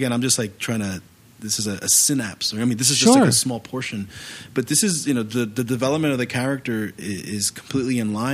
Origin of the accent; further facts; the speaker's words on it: New York, United States; I'm from New York. I was born and raised here